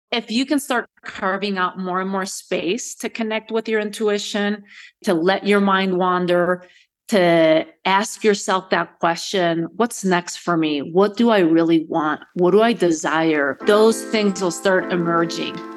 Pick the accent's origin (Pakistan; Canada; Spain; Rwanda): Spain; moved away as an adult; also born or lived in United States; Born and raised in Spain, Spanish father, American mother.